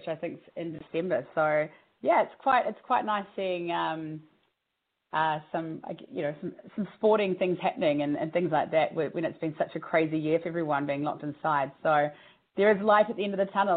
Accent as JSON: {"language": "English", "country": "New Zealand", "moved": "yes", "said": "I'm from New Zealand originally"}